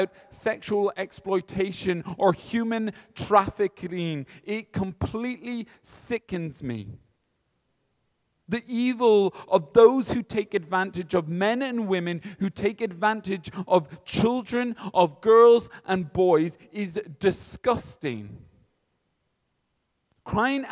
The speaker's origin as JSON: {"language": "English", "town": "Kilkenny", "region": "Leinster", "country": "Ireland", "moved": "yes", "lives_now": "Dublin, Ireland", "said": "I'm from Kilkenny"}